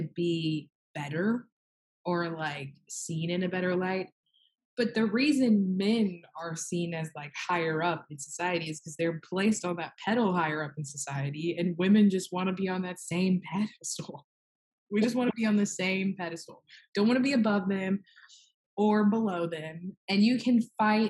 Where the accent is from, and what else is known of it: Mississippi, United States